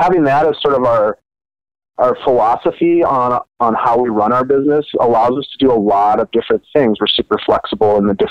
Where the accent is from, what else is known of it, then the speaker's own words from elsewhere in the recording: Duluth, Minnesota, United States; moved away as an adult; I actually was born and raised in Duluth, but had moved away like a lot of people did my age and pursued other things for a while